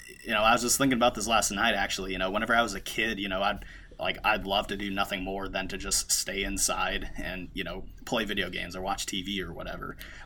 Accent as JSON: {"language": "English", "town": "Cleveland", "region": "Ohio", "country": "United States", "tie": "born or raised there", "moved": "as an adult", "lives_now": "Jersey City, United States", "said": "So I usually just tell people I'm originally from Cleveland, Ohio. That's where I went to high school at. That's where I went to college at. And then I ended up moving to Jersey City, New Jersey"}